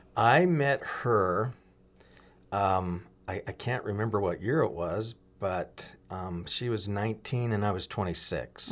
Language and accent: English; Huntington Beach, California, United States; also born or lived in Compton, California / Oregon; in my early childhood, um, lived in Orange County in the Huntington Beach area. Then we moved up to Oregon, uh, actually when I was in third grade